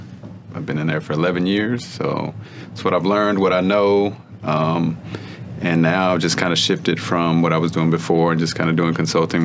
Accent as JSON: {"language": "English", "region": "Texas", "country": "United States", "tie": "born or raised there", "said": "Growing up in Texas"}